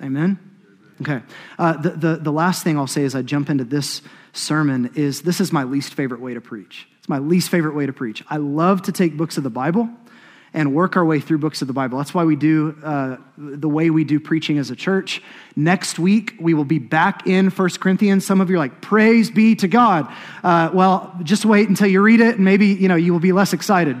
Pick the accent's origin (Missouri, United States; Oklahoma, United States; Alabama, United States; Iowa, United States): Oklahoma, United States; Choctaw; I'm from Choctaw, Oklahoma